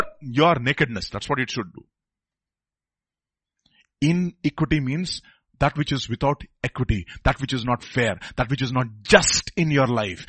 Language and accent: English; India; I'm from India